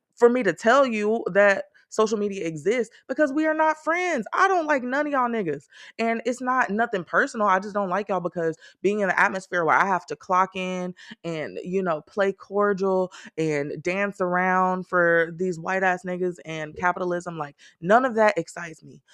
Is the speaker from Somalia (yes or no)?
no; Texas, United States; I am definitely a Texan who prefers 60 degree weather